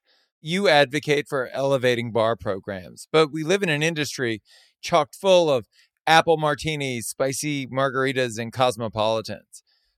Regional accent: Southern Louisiana, United States; moved away; also born or lived in Los Angeles; when I was born and raised in Southern Louisiana, grew up with great food, moved to Los Angeles long before the culinary renaissance

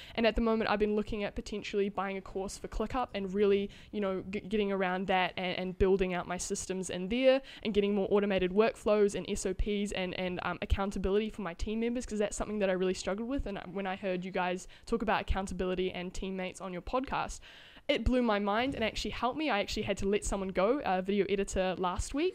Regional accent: New Zealand; I'm from New Zealand

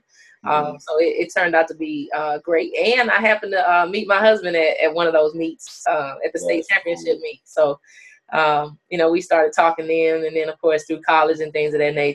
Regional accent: Natchez, Mississippi, United States; I was born and raised in Natchez, Mississippi.

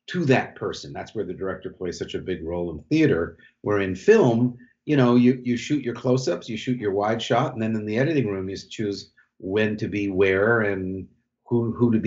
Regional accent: New York, United States; I grew up in New York and loved the theater, acted as a child

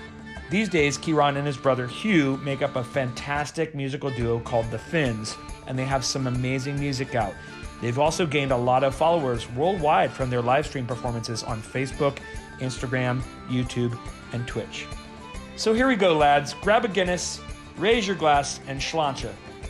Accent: United States; I'm of course as an American

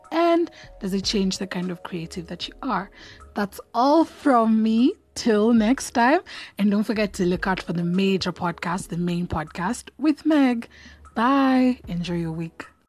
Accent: Kenya; I identify as Kenyan or African.

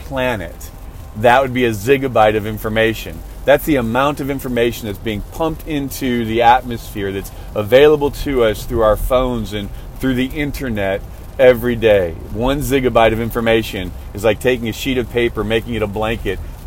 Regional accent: outside of Chicago, Illinois, United States; now in Texas, United States; growing up outside of Chicago, I grew up in an area, in a neighborhood, just me and my mom and my gram.

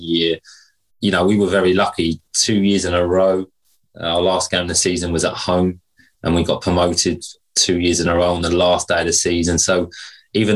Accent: Hastings, South East England, United Kingdom; growing up in Hastings, local, you know, Sussex boy

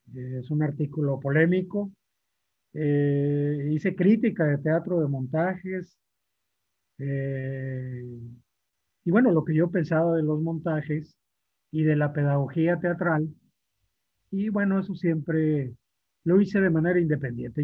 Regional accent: Matamoros, Tamaulipas, Mexico; moved away as an adult; now in Monterrey, Mexico; en Matamoros, en, un barrio eh, popular, con mi familia, compartiendo con los amigos de infancia como todo, la escuela

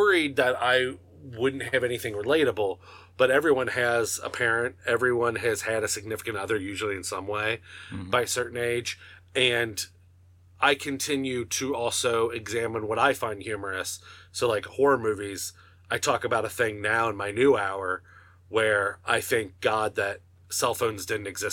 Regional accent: Northern Kentucky, United States; I'm a comedian from Northern Kentucky

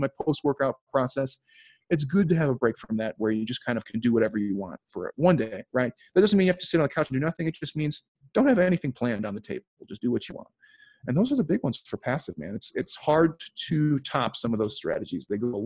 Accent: Chicago, Illinois, United States; moved away; also born or lived in Philadelphia; I grew up in Chicago and lived in Philly for a while

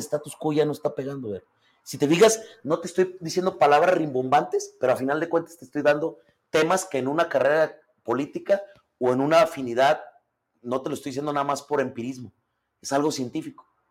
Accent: Tlaltenango, Zacatecas, Mexico; yo nací en el IMSS de Quebradilla. Este, obviamente mi mamá es de Tlaltenango, pero mi mamá es maestra. Entonces, obviamente, toda mi vida la hice en Tlaltenango.

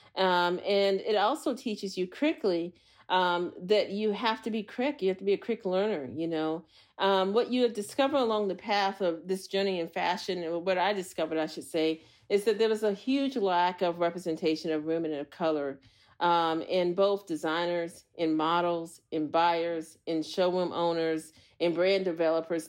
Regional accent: Anchorage, Alaska, United States; moved away; also born or lived in Montana / Los Angeles / New York; I was raised in Anchorage, Alaska.

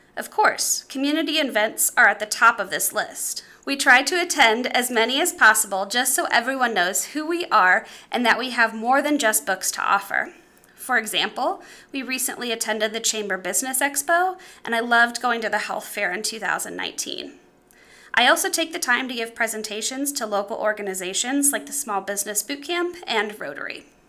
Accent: Clinton, Illinois, United States; serving my hometown

